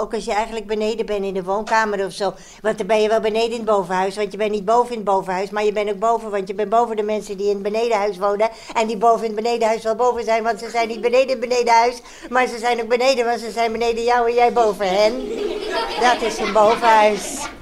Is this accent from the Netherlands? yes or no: yes; Amsterdam, North Holland, Netherlands; also born or lived in The Hague, Netherlands; now in Antwerp, Belgium; Maar ik ben geboren in Nederland, in Den Haag. Dicht bij de Noordzee, maar daar weet ik niks meer van. Want toen ik twee jaar was, verhuisden wij naar Amsterdam